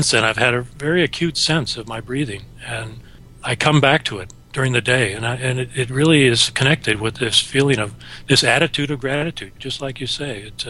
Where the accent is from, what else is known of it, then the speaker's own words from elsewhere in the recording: Wisconsin, United States; moved away as an adult; I grew up in Wisconsin and came out east